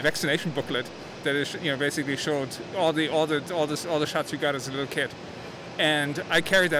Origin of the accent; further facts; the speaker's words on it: Germany; moved away; When I was a kid, I grew up in Germany